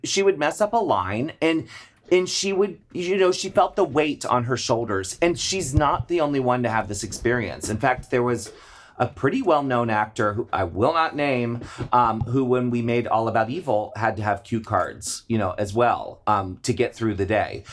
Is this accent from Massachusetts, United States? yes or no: no; Maryland, United States; I grew up in Maryland.